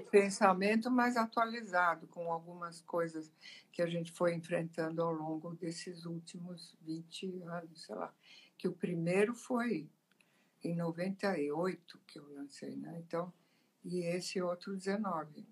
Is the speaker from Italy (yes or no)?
yes; Italy; now in Brazil; eu sou italiana, né? eu nasci lá.